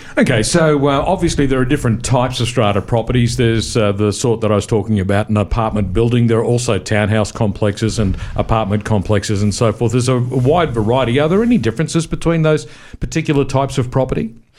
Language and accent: English; Queensland, Australia; I'm from Queensland